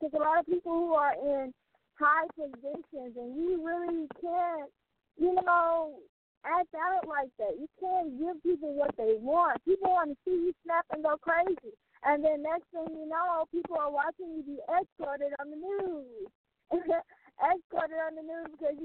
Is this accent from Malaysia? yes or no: no; Mobile, Alabama, United States; there are so many people in my hometown city that have dealt with domestic violence